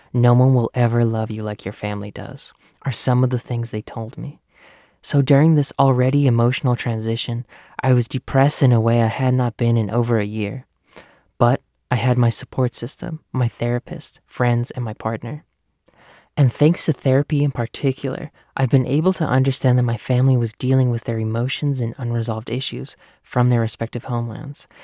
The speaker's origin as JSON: {"language": "English", "country": "United States", "tie": "born or raised there", "said": "I am the first of my family born in the US"}